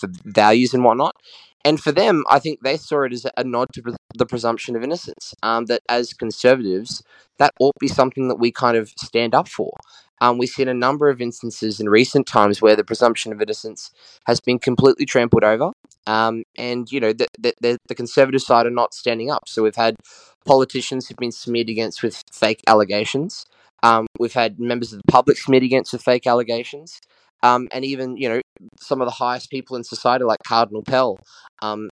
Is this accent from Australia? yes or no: yes; Queensland, Australia; my home state of Queensland